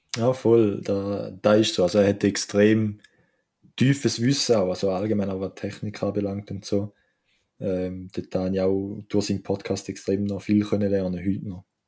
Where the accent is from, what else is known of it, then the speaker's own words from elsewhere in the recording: Switzerland; als Schweizer